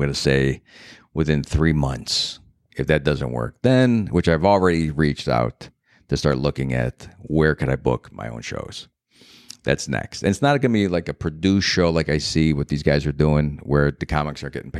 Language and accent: English; Cleveland, Ohio, United States; moved away as an adult; now in New York City, United States; I'm from Cleveland.